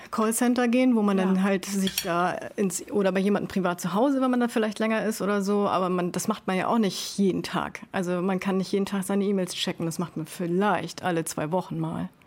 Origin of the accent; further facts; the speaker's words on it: Sylt, Schleswig-Holstein, Germany; moved away; ich da halt geboren und aufgewachsen bin